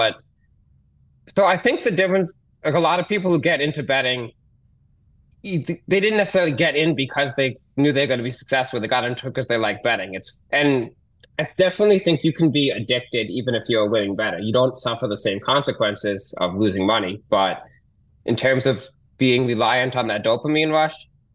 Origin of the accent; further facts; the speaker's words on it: Boston, Massachusetts, United States; moved away as an adult; also born or lived in San Diego; now in New York, United States; I grew up in Boston and I live in New York now, but I lived in San Diego